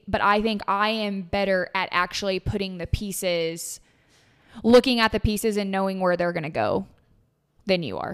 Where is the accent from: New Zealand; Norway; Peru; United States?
United States; Tennessee; moved away; I grew up in Tennessee